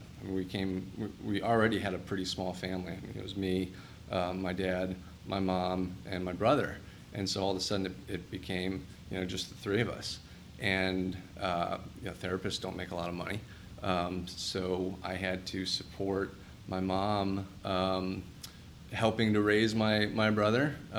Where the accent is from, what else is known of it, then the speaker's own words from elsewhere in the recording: Cincinnati, Ohio, United States; I grew up in Cincinnati